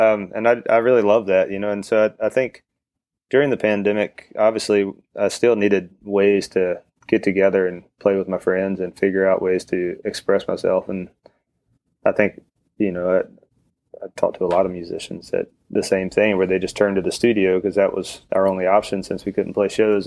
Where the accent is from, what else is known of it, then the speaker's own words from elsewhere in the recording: northeast of Chapel Hill, near the Virginia line, North Carolina, United States; now in Chapel Hill, United States; I grew up like an hour and a half northeast of Chapel Hill, where I live now. So right on the Virginia line